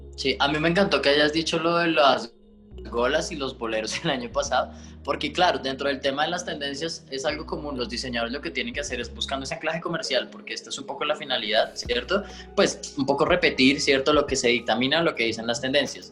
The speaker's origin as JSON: {"language": "Spanish", "country": "Colombia", "said": "como colombianos"}